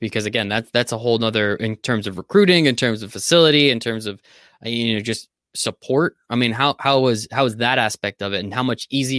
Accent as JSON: {"language": "English", "region": "Northeast", "country": "United States", "said": "I'm from the Northeast"}